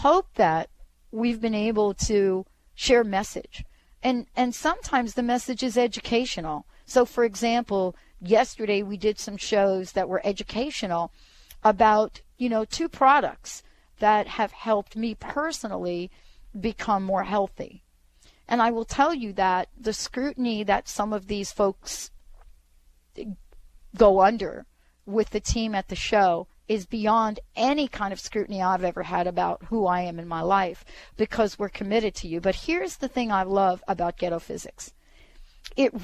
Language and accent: English; New York City, New York, United States; I grew up in the projects in the Bronx